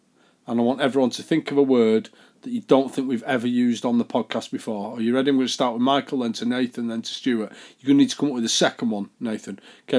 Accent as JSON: {"language": "English", "region": "Yorkshire and the Humber", "country": "United Kingdom", "said": "I'm from Yorkshire."}